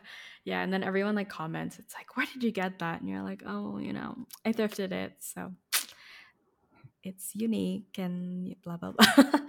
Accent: Philippines; moved away; when I was growing up in the Philippines

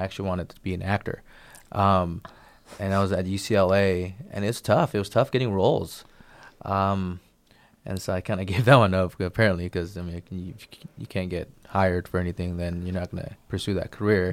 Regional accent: Bay Area, California, United States; growing up in the Bay Area, I had a lot of collectively Asian-American

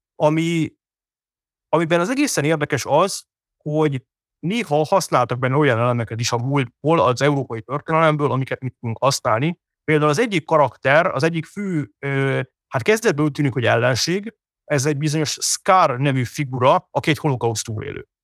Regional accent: Hungary

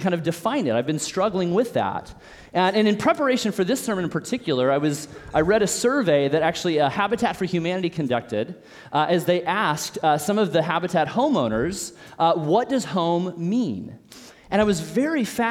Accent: Olathe, Kansas, United States; moved away as an adult; I'm an O-Town original, which means I grew up here in Olathe. I'm born and raised here

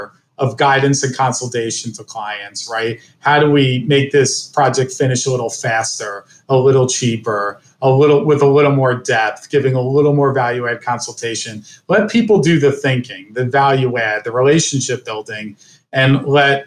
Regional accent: New Jersey, United States; now in Cleveland, United States; I grew up in New Jersey

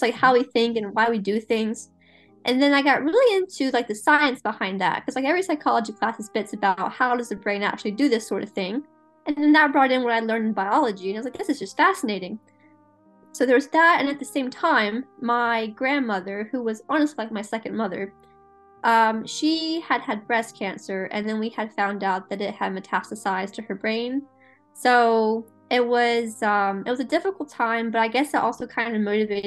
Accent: the South, United States; growing up in the South

